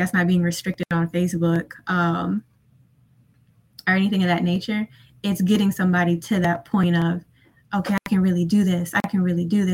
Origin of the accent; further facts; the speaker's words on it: Tennessee, United States; I'm from Tennessee